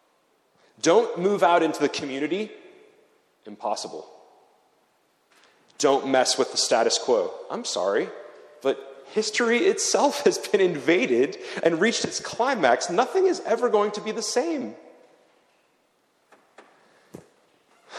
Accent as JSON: {"language": "English", "country": "United States", "moved": "as an adult", "lives_now": "Zurich, Switzerland", "said": "I come from America"}